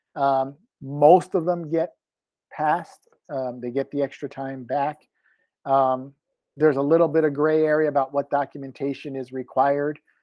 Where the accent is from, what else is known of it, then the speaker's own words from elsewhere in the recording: Florida, United States; Grew up on the ocean side, live on the Gulf side.